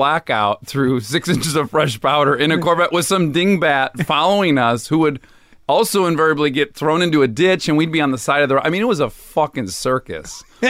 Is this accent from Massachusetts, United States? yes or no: no; Milford, Michigan, United States; Well, I'm from Michigan. I'm from a suburb of Detroit.